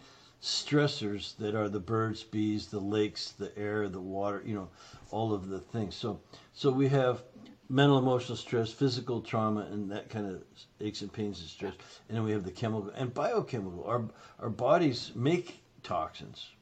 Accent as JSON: {"language": "English", "country": "Canada", "moved": "yes", "lives_now": "United States", "said": "I'm Canadian, right? So, but I've been in the States for 40 plus years."}